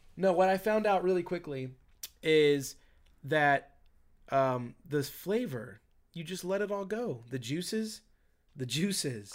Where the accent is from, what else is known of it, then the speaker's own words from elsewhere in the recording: Virginia, United States; in my home state